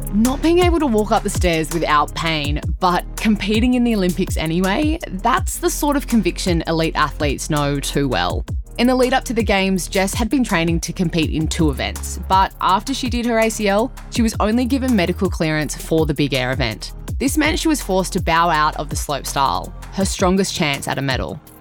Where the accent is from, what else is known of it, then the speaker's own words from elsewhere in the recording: Cronulla, New South Wales, Australia; I grew up in Cronulla. I still live there now.